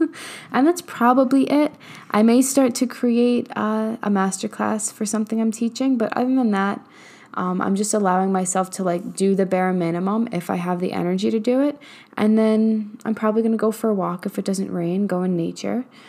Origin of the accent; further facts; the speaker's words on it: New York, United States; now in Texas, United States; I'm from New York where, like, and I currently live in Texas